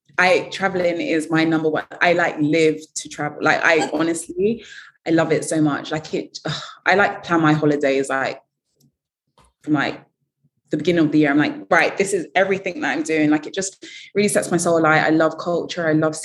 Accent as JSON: {"language": "English", "country": "Ghana", "said": "I mean, I'm from Ghana, so naturally Ghana is there."}